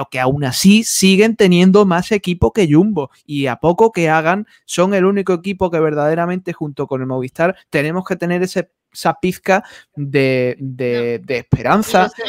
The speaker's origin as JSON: {"language": "Spanish", "region": "Andalusia", "country": "Spain", "accent": "Andalusian", "said": "mi acento de aquí de Andalucía"}